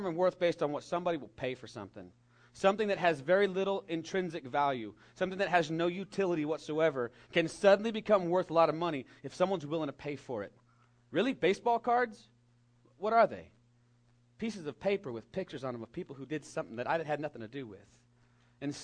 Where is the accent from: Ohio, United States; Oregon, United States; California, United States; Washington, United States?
California, United States; We have redwood trees in my home state that grow 300 feet tall